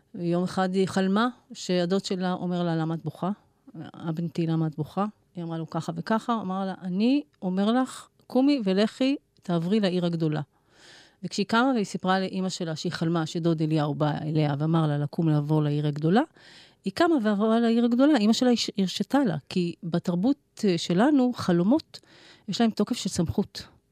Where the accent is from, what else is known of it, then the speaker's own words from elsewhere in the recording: Israel; אני נולדתי בארץ